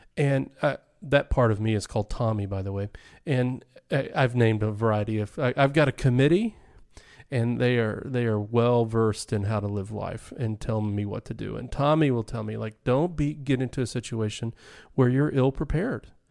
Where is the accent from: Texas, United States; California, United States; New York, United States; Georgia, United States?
Texas, United States; Dallas; I grew up in Dallas, Texas